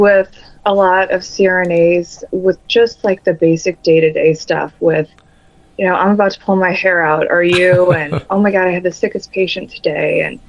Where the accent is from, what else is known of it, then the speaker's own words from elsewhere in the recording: St. Louis, Missouri, United States; I am born and raised in St. Louis, Missouri. I haven't gone very far.